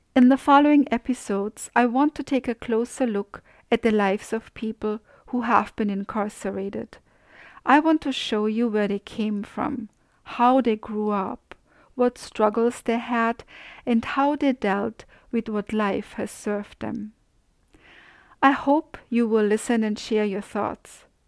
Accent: Austria; moved away; I grew up in Austria

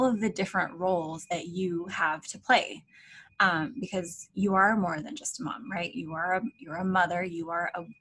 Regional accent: Alaska, United States; moved away as an adult; now in Florida, United States; My husband and I were born and raised in Alaska.

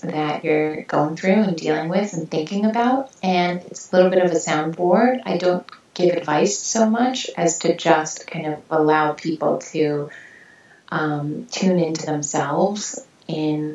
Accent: New York City, New York, United States; I am a New Yorker

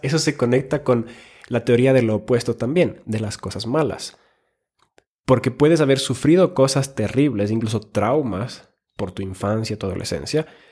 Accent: Finland; moved away; also born or lived in Ecuador; soy nacido en Finlandia, he vivido en Ecuador

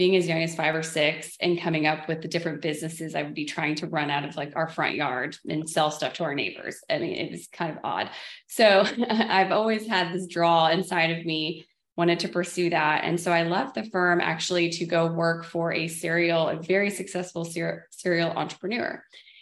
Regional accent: Dallas, Texas, United States; I'm from the Dallas, Texas area

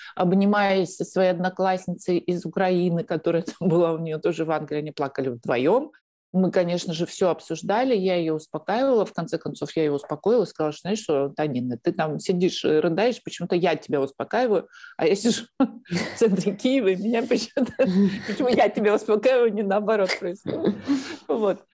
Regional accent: Russia; moved away as an adult; also born or lived in Moscow, Russia; now in Spain; у меня, в отличие от многих русских беженцев российских, есть открытый счет в банке

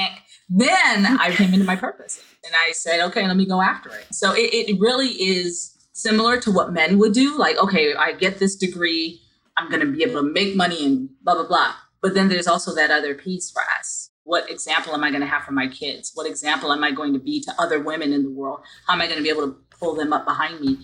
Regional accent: Barbados; now in United States; I'm not originally from the United States, I'm from Barbados. And so all of my teachers when I was young, they all looked like me, right? But then when I came to the United States

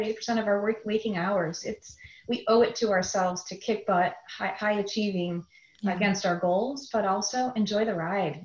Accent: a suburb of Chicago, Illinois, United States; also born or lived in Wisconsin; I grew up in a suburb of Chicago, Illinois, and a good Midwest um, upbringing

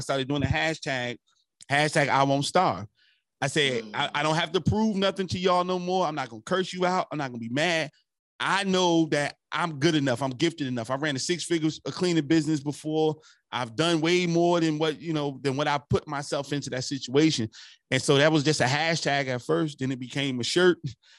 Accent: New Jersey, United States; also born or lived in South Carolina; I left South Carolina. I came from Jersey, went to college, became a felon. You know, I was always hustling as a kid, got finally caught up to me, became a felon, moved to Maryland.

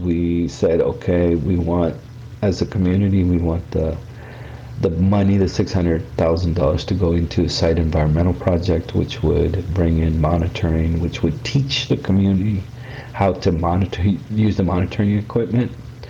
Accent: Mexico; born there; I was born in Mexico. My parents were farm workers here in California, here actually in San Diego County.

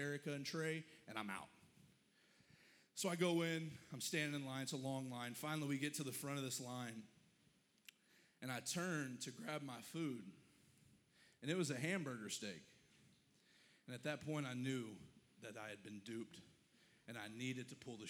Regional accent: the Bible Belt, the South, United States; I grew up in the church and I'm from the Bible Belt

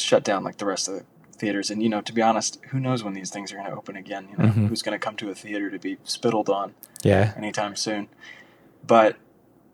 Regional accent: Louisiana, United States; moved away as an adult; now in Los Angeles, United States; I'm from Louisiana originally

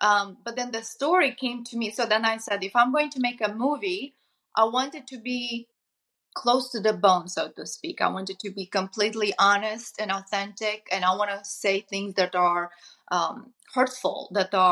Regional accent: Moldova; moved away; I come from Eastern Europe, from Moldova

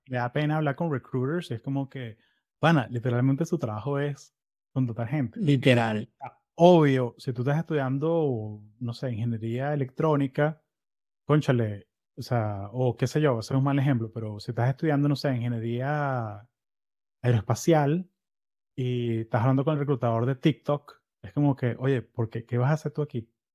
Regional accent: Florida, United States; Yo soy de Florida

